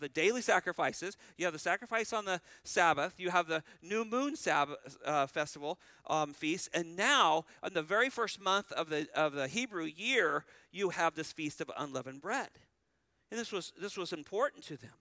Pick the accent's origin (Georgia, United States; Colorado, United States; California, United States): California, United States; moved away; I was raised in California